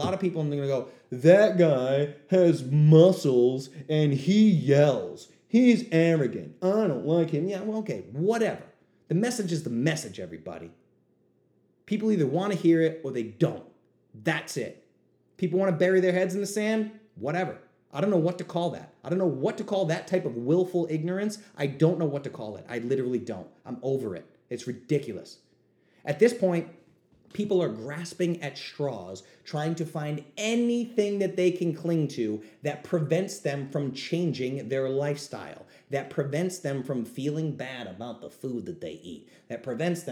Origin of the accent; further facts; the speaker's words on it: New England, United States; I'm from New England. We say bust balls